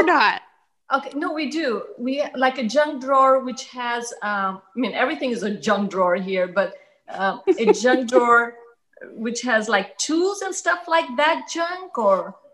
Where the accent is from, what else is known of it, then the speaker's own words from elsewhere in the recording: Washington, District of Columbia, United States; born there; also born or lived in Zambia / Italy / Libya / India; when my father was here in America, that's when I was born here in Washington D.C. And then every, you know, then I went lived in Zambia for a few years and in Italy and in for a few years and in Libya and in India.